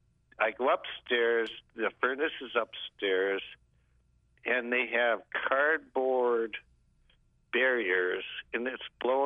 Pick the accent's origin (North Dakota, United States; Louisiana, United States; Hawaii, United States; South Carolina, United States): North Dakota, United States; moved away; I'm new to this area. I'm from North Dakota.